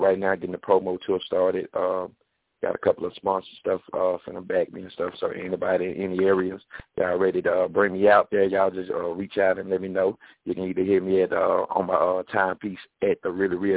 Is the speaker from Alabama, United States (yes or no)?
yes; Athens, Alabama, United States; I'm from Athens, Alabama, right outside of Huntsville